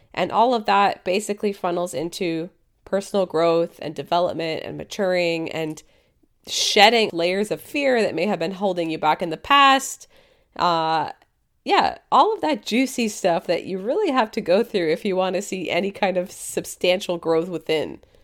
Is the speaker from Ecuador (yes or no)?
no; Canada; I'm a Canadian dietitian